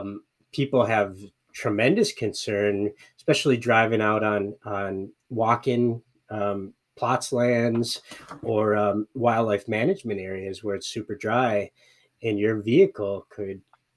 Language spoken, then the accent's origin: English; Michigan, United States; growing up in Michigan, where there was really very rare droughts like this